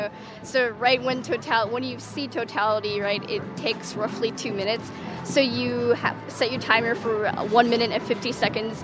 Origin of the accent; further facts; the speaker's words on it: Long Island, New York, United States; New York, Long Island.